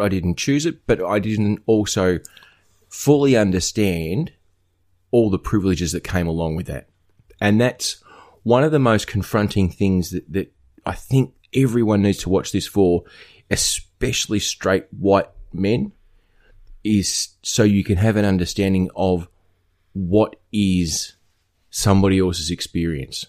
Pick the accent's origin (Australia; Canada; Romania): Australia; northwest coast of Tasmania; what I grew up with on the northwest coast of Tasmania